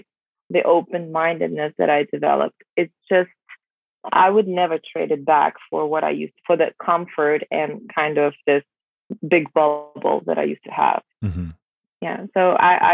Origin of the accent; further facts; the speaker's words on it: Belarus; English is a second language; moved away as an adult; now in United States; I was born and raised in Belarus